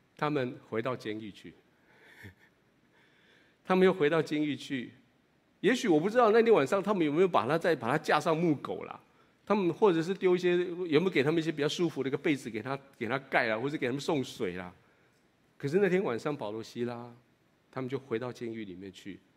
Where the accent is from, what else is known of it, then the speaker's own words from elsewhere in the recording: Taiwan; 如果你跟我一样是在台语教会长大的